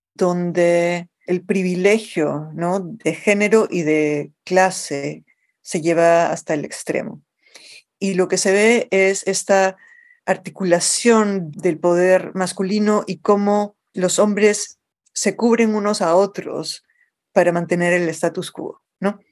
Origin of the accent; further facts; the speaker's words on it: Lima, Peru; accent: Lima Spanish; moved away as an adult; also born or lived in New York, United States; now in United States; una niña creciendo en el Perú en los años 70